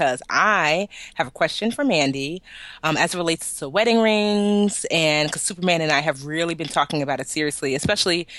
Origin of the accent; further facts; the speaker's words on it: Nigeria; I love being Nigerian